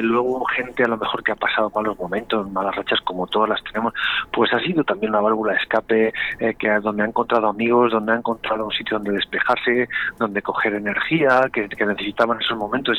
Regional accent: Valladolid, Castile and León, Spain; Los vallisoletanos, los pucelanos y pucelanas somos muy, muy, muy pucelanos

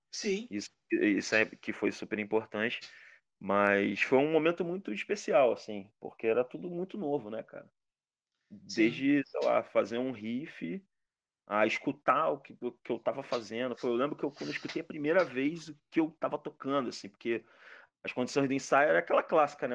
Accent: Rio de Janeiro, Brazil; Sou de Madureira

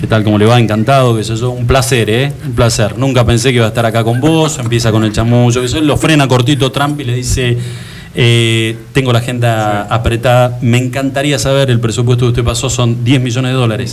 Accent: Argentina; somos todos argentinos

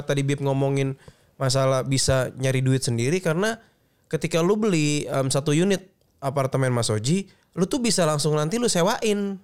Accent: Betawi, Jakarta, Indonesia; gue Betawi

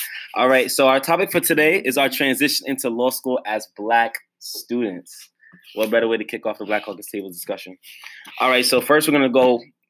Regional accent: New York City, New York, United States; I come from Brooklyn, New York, from a Jamaican background, Jamaican household. Growing up in Brooklyn is definitely an experience. That's what I'm going to say. And I grew up in Bed-Stuy, too

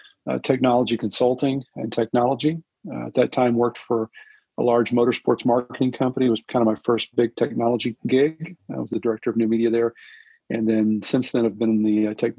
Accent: Southern Illinois, United States; I'm originally from Southern Illinois. I grew up in Southern Illinois

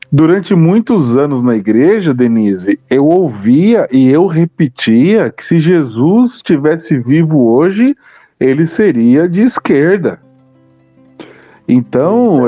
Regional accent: Mauá, São Paulo, Brazil; eu cresci no ABC, na cidade de Mauá

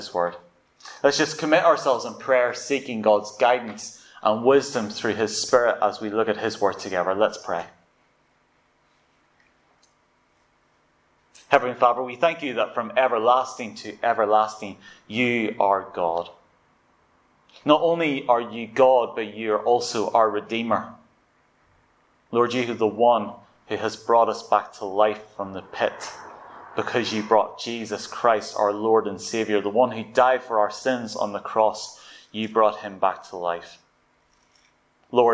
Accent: Ballywalter, Northern Ireland, United Kingdom; moved away as an adult; now in London, United Kingdom; my hometown, Ballywalter

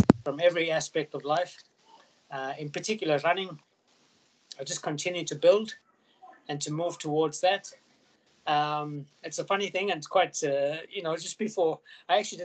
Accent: Queensland, Australia; in my hometown, as Sandy and Darren will tell you, the borders have opened in Queensland

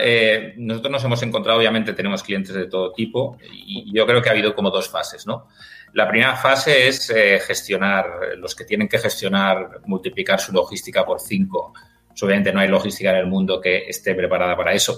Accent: Mallorca, Balearic Islands, Spain; Yo soy de Mallorca

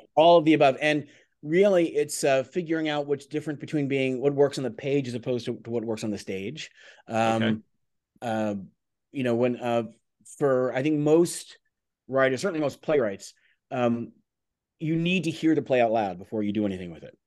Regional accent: United States; growing up in America and becoming a playwright

